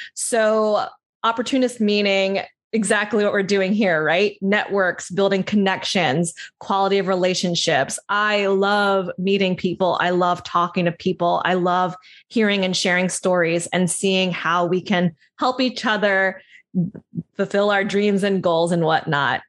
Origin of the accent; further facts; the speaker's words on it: New Jersey, United States; I grew up in South Jersey, outside of Philadelphia.